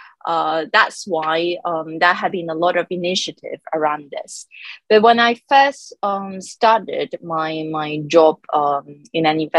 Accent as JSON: {"language": "English", "country": "Hong Kong", "tie": "born or raised there", "also_born_or_lived": "London", "moved": "as an adult", "said": "I am born and raised in Hong Kong"}